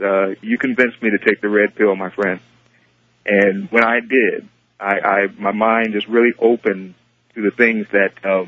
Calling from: Sacramento, California, United States; I'm calling from Sacramento.

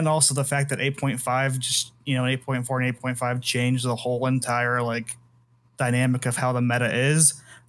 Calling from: Idaho, United States; Good old Idaho.

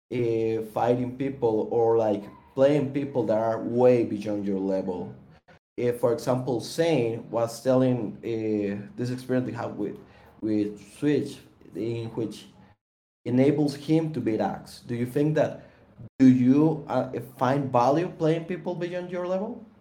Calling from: Costa Rica; I'm from Costa Rica.

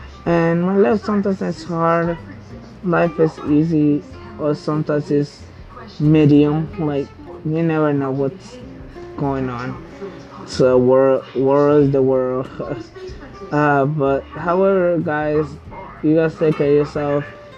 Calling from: San Jose, California, United States; I am just recording from San Jose, California

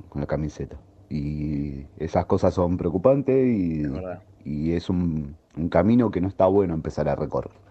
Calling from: Domínico, Buenos Aires Province, Argentina; Buenas tardes … de Domínico.

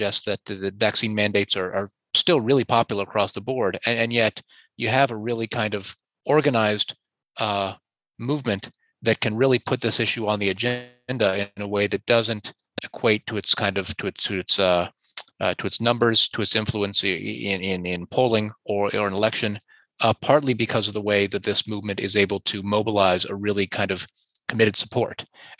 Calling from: Canada; I'm talking from Canada, in which we've had an occupation going on in the capital

